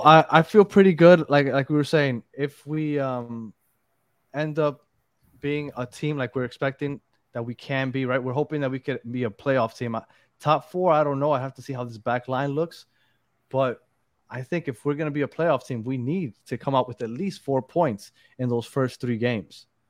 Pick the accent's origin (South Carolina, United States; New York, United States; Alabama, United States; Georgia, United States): New York, United States; moved away; I'm from New York